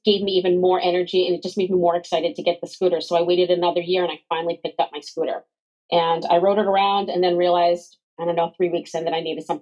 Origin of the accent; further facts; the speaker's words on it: Connecticut, United States; now in Maine, United States; I'm originally from Connecticut